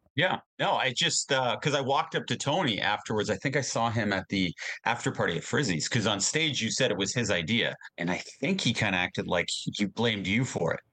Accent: Hamilton, Ontario, Canada; we're from Hamilton

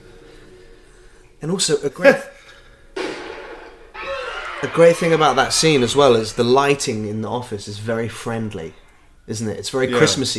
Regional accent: Malaysia; moved away; I didn't grow up in England. I grew up in Malaysia.

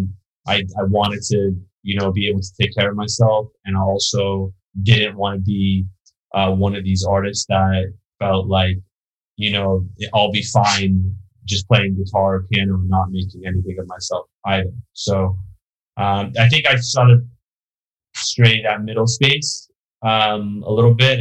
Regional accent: Beverly Hills, California, United States; also born or lived in New York; I was born in New York, but I grew up in Beverly Hills

